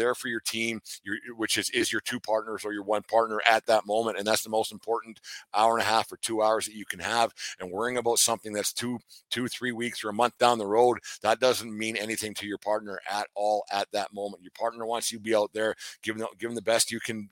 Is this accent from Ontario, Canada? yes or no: no; Fort Macleod, Alberta, Canada; moved away; I was back in my hometown of Fort McLeod